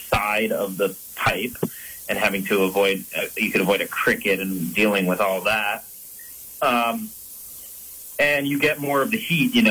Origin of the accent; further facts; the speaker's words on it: Brighton, New York, United States; now in Vermont, United States; I grew up in the Empire State. I'm from Rochester, New York, originally, outside of Rochester, Brighton.